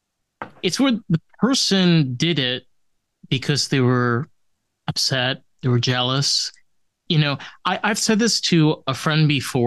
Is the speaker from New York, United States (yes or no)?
yes; New York, United States; now in Florida, United States; I grew up in New York